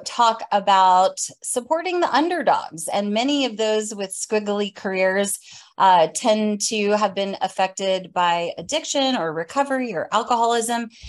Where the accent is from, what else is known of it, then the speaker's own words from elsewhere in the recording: Atlanta, Georgia, United States; I hail from Atlanta, Georgia